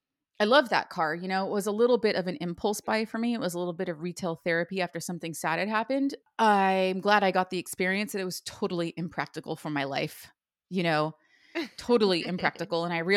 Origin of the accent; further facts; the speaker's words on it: Ojai, California, United States; Like living in Ojai and growing up, it used to rain every winter and it would snow.